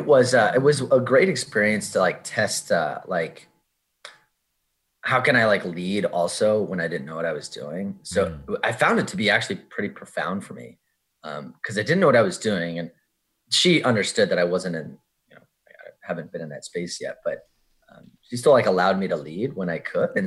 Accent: Oklahoma, United States; born there; I have Southern roots. I was born in Oklahoma

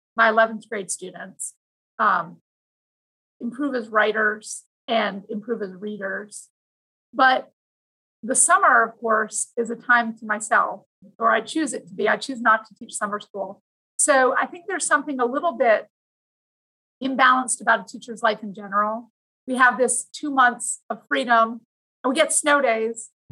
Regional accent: Vancouver, British Columbia, Canada; now in Virginia, United States; I grew up in Vancouver, Canada, which is a beautiful place

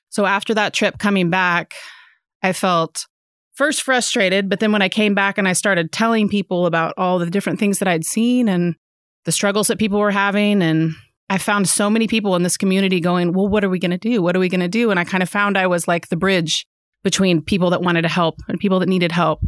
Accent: Fayetteville, Arkansas, United States; also born or lived in Austin, Texas; I was born and raised here in Fayetteville, Arkansas.

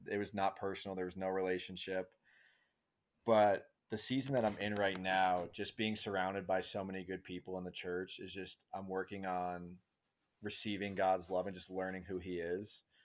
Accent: New York, United States; moved away; I'm from New York originally. You mentioned it from the East Coast, right outside New York City. And, um, just grew up with an absolutely amazing family

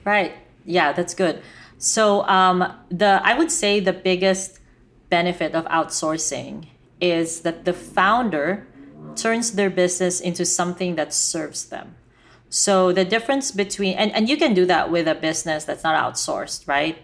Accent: Philippines; I was Filipina, and I grew up in the Philippines

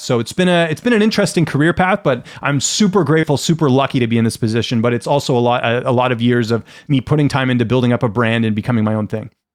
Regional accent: Canada; I grew up in Canada.

